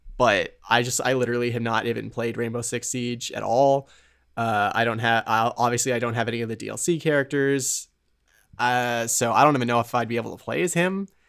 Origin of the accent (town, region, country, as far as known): United States